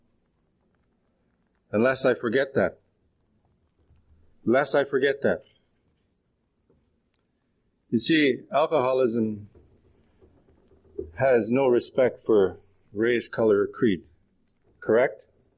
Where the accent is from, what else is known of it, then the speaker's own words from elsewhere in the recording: Manitoba, Canada; now in Edmonton, Canada; And I'm originally from Manitoba, but I'm here and very proud to be with my friends from Edmonton.